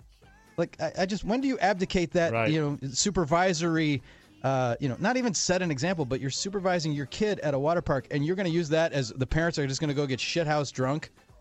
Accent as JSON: {"language": "English", "region": "Wisconsin", "country": "United States", "tie": "born or raised there", "moved": "yes", "said": "my home state, Wisconsin"}